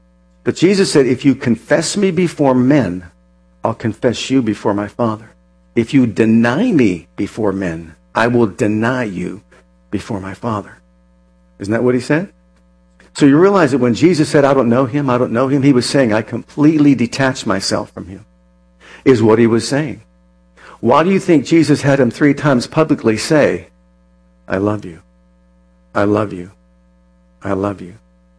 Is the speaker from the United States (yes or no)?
yes; Ohio, United States; now in Pennsylvania, United States; Now, I came from Ohio. When I first came here from Ohio, I had no idea what an inspection was.